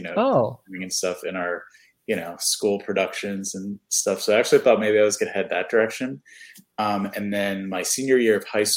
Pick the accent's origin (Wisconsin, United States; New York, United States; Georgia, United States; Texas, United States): New York, United States; New York City; moved away as an adult; also born or lived in Poughkeepsie, New York / Brooklyn, New York; now in Central Florida, United States; I'm originally from New York. I was born in the Bronx.